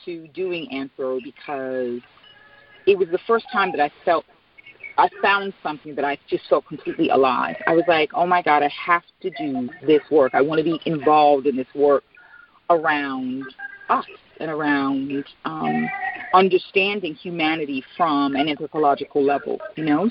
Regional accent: New York City, New York, United States; moved away as an adult; born and bred in the Bronx, went to school in Co-op City, Truman High School

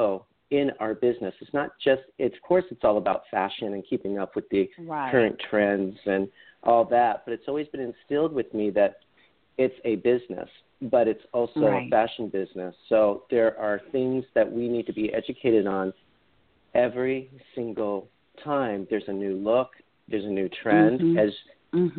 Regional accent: Central Illinois, United States; moved away as an adult; also born or lived in Chicago; now in Maui, United States; I was raised in Central Illinois

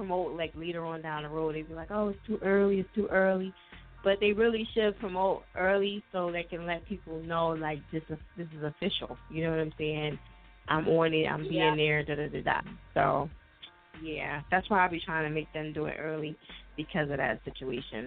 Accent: New Jersey, United States; now in Philadelphia, United States; I live in Philly now, but I'm originally from Jersey

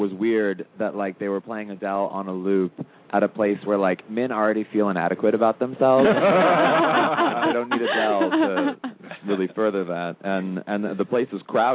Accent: St. Louis, Missouri, United States; moved away; also born or lived in Los Angeles; from St. Louis, Missouri, originally

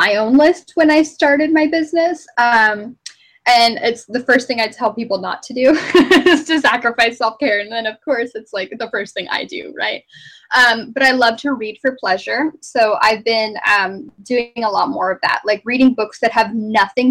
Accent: Arizona, United States; moved away as an adult; also born or lived in Phoenix, Arizona / Alaska; I'm from Arizona. I'm not even from the East Coast.

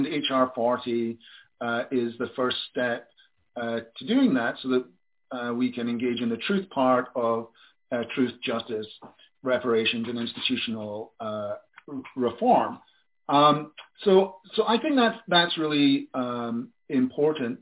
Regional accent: Glasgow, Scotland, United Kingdom; I'm from Glasgow

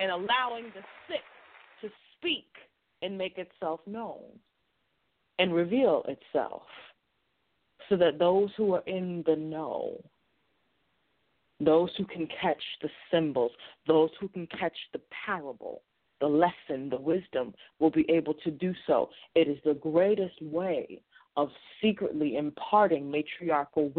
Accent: Boston, Massachusetts, United States; I'm also a Bostonian

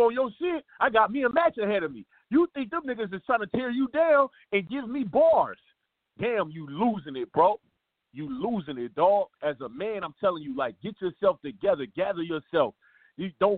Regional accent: Los Angeles, California, United States; I'm actually from South Central

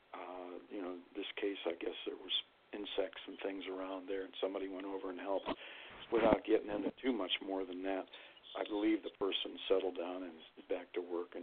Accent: Youngstown, Ohio, United States; moved away as an adult; also born or lived in Flint, Michigan; now in Lansing, United States; I'm from the Valley in Youngstown, Ohio, but I lived here my whole adult life right after high school

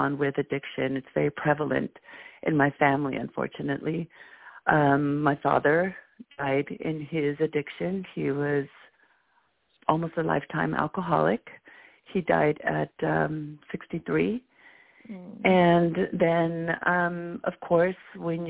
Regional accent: Guatemala; now in Bay Area, United States; I'm also from Guatemala

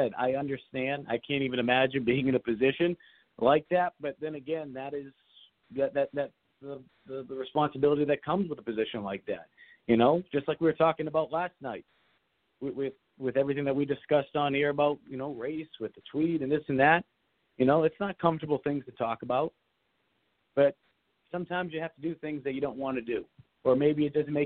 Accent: Massachusetts, United States; moved away; I'm from Massachusetts

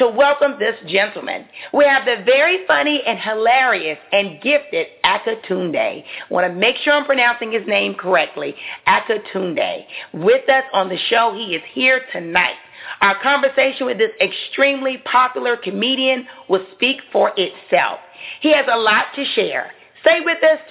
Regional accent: the South, United States; I am from the South.

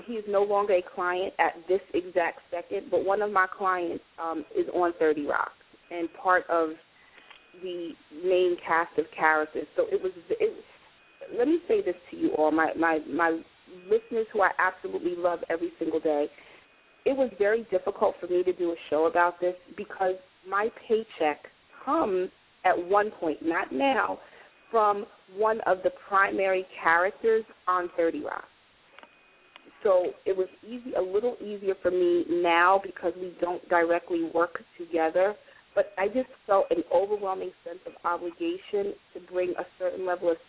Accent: New York City, New York, United States; I grew up in Greenwich Village in New York City

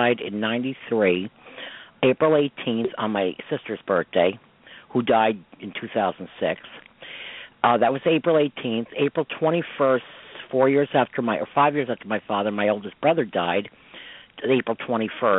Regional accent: Croton-on-Hudson, New York, United States; I grew up in Croton

